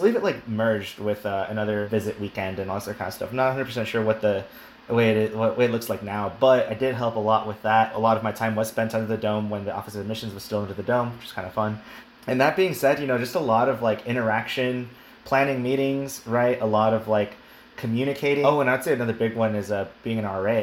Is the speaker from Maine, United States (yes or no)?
no; El Paso, Texas, United States; moved away as an adult; also born or lived in St. Louis; I'm from El Paso, Texas. As I mentioned previously, uh, so I am from the desert